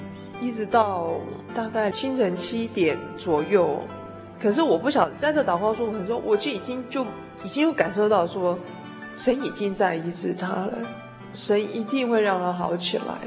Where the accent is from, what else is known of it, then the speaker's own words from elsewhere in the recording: Tainan, Taiwan; also born or lived in Tamsui; 我台南人，现在属淡水教会，目前从事会计的工作